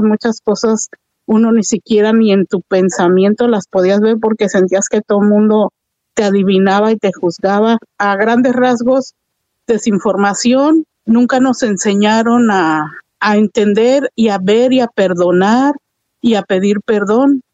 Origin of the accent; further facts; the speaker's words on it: Mexico; como buenas mexicanas